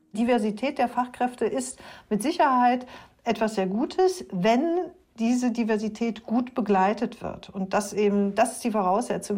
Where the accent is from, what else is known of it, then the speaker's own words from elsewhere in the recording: Baden-Württemberg, Germany; ich komme aus Baden-Württemberg, wir haben Schwäbisch, wir haben Badisch